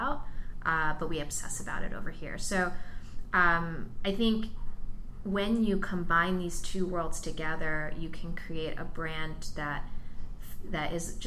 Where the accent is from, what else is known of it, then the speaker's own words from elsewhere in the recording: New York area, United States; now in Silicon Valley, United States; I'm originally from the New York area and I come from the fashion world